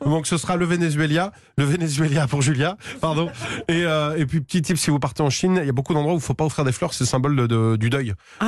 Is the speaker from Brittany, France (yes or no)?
no; Vendée, Pays de la Loire, France; now in Paris, France; j'ai grandi en Vendée et après je suis venu à Paris